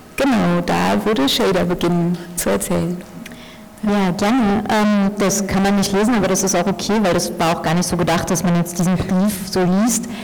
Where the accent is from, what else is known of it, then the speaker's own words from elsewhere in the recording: Germany; ich bin in Deutschland geboren und aufgewachsen